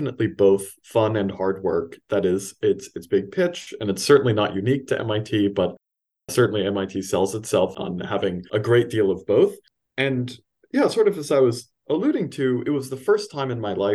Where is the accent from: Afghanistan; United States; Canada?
United States; Los Angeles, California; moved away as an adult; also born or lived in East Coast, United States; I grew up in Los Angeles, California, born and raised, and then moved down to the East Coast for college